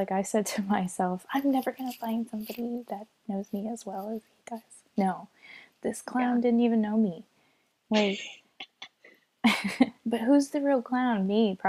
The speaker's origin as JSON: {"language": "English", "country": "Japan", "tie": "born or raised there", "said": "I mean, like I grew up in Japan for 9 years, you know?"}